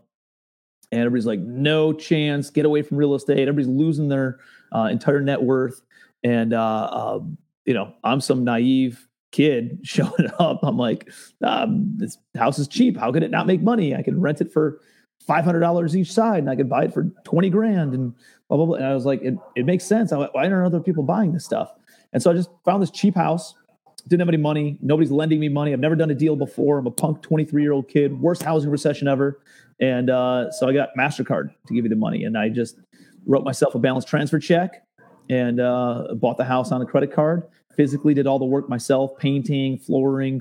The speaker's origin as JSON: {"language": "English", "town": "Cleveland", "region": "Ohio", "country": "United States", "tie": "born or raised there", "said": "I'm a kid from Cleveland, Ohio, born blue collar suburbs"}